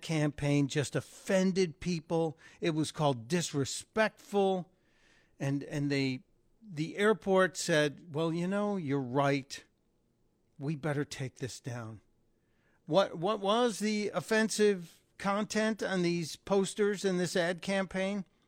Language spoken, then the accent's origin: English; Midwest, United States; I come from the Midwest